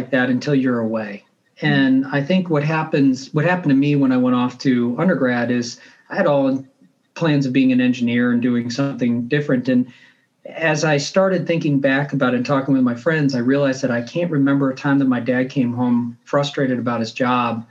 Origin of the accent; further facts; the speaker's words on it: St. Louis, Missouri, United States; I grew up in St. Louis